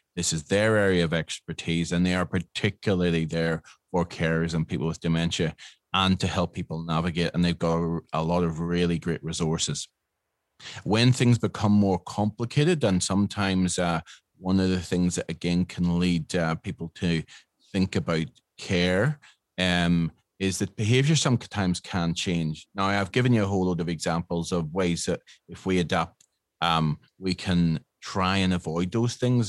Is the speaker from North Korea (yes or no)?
no; Northern Ireland, United Kingdom; moved away as an adult; now in Australia; I am from Northern Ireland